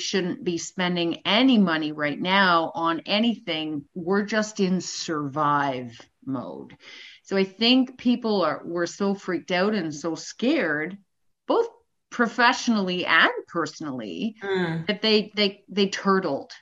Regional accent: Canada; as a Canadian born and raised

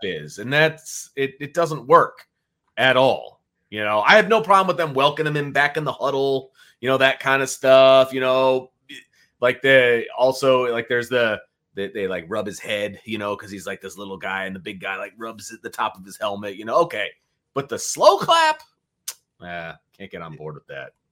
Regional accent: Elkhart, Indiana, United States; also born or lived in Bristol, Indiana; I grew up in Elkhart

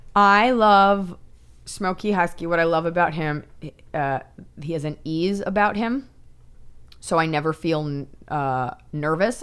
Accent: United States; as an American

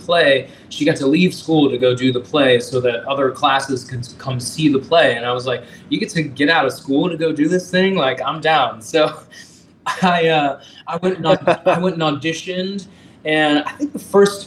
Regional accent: Marietta, Georgia, United States; also born or lived in Washington State / Roswell, Georgia / Alpharetta, Georgia; I'm from Georgia. I was born in Marietta and I grew up in the surrounding suburbs, like Roswell, Alpharetta, all

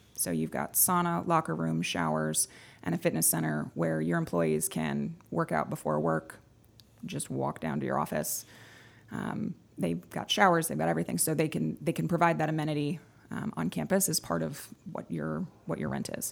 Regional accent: Texas, United States; moved away as an adult; also born or lived in Edinburgh; now in Connecticut, United States; I am from Texas. I moved up to Connecticut about a decade ago

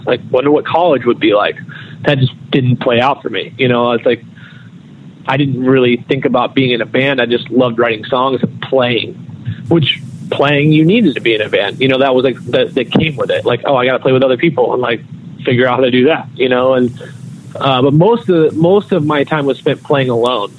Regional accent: North Carolina, United States; growing up in North Carolina

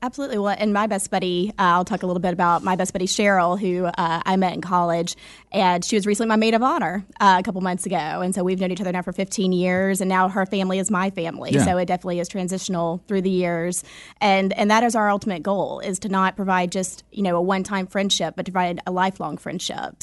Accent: Alabama, United States; moved away; This is my home state.

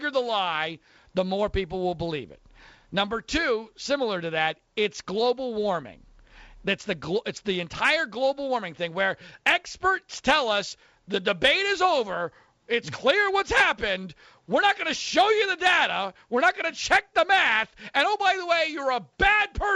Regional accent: Philadelphia suburbs, Pennsylvania, United States; I grew up in the Philadelphia suburbs

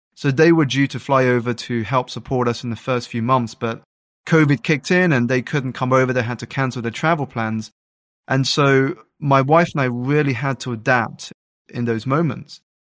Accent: United Kingdom; I grew up in the United Kingdom to two Malaysian Chinese parents

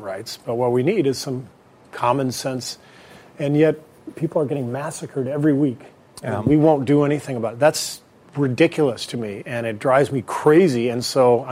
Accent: Los Angeles, California, United States; also born or lived in Beirut, Lebanon; I was born in Beirut, but spent most of my childhood in Los Angeles

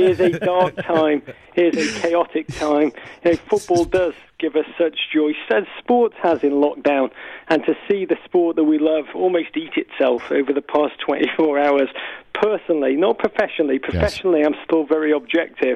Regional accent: Liverpool, North West England, United Kingdom; I'm from Liverpool

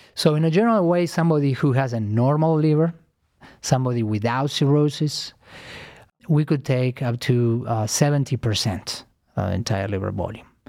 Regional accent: Argentina; moved away as an adult; also born or lived in New York City, United States; now in Cleveland, United States; I am originally from Argentina. Uh, I came to United States uh, 15 years ago to train

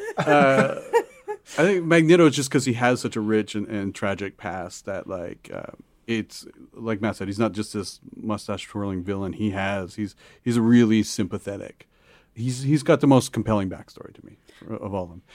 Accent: Canada; growing up, uh, like, I'm Canadian, and, um, most of the media we consume in Canada is American media

